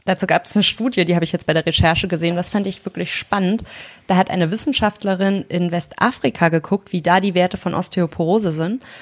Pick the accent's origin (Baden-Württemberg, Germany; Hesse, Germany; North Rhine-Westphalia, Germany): Hesse, Germany; North; Und ich komme ja aus Nordhessen